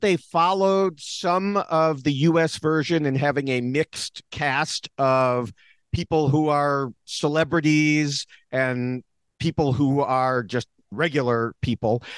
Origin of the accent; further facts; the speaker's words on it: United States; me as an American here